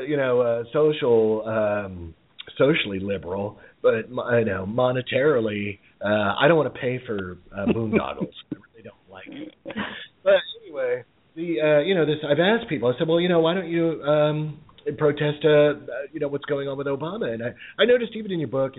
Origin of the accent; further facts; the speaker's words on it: United States; as an American